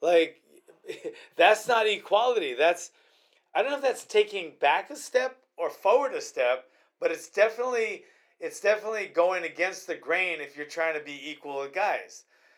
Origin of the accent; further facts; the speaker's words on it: United States; And then I feel proud of being American, proud of serving the military.